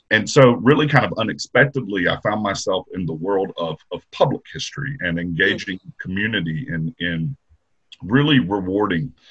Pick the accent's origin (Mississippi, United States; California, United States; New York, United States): Mississippi, United States; Jackson; also born or lived in Athens, Georgia; I uh, grew up in the Jackson area